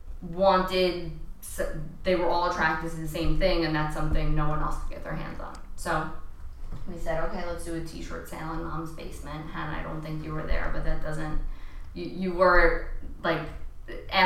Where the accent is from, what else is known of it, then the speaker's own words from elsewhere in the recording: Long Island, New York, United States; moved away as an adult; also born or lived in Michigan; I went to the University of Michigan after growing up on Long Island